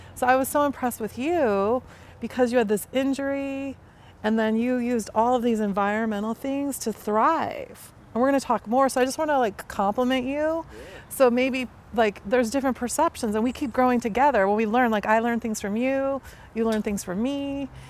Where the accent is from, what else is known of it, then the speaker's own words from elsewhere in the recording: Chicago, Illinois, United States; I'm from Chicago